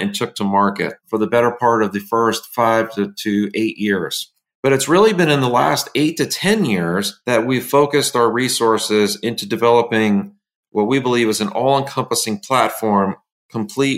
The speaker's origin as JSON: {"language": "English", "town": "Tarrytown", "region": "New York", "country": "United States", "tie": "born or raised there", "said": "I was born in Tarrytown, New York, about 45 minutes north of New York City, and spent the first 10 years or so of my life in that surrounding area"}